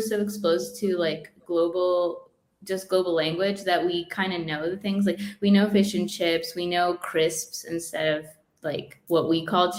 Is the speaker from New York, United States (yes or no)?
no; Iowa, United States; born there; So I was born in Iowa, so the Iowa Hawkeyes, that's my favorite team. Nice. Because I was born in Iowa, but I don't really follow football that much.